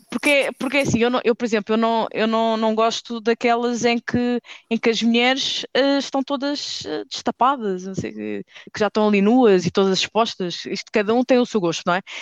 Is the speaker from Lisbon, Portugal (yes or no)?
no; Madeira, Portugal; eu, eu, eu sou madeirense e havia muita homofobia à minha volta